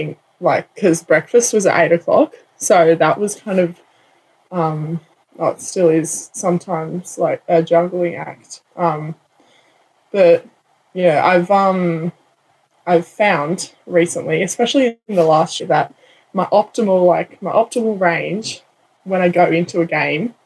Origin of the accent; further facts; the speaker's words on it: Penrith, New South Wales, Australia; we're from Penrith